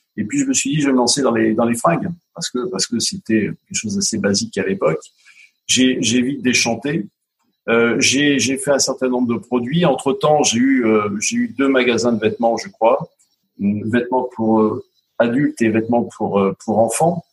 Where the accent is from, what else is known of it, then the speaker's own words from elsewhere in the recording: Grenoble, Auvergne-Rhône-Alpes, France; je suis né à, à Grenoble, il y a, il y 58 ans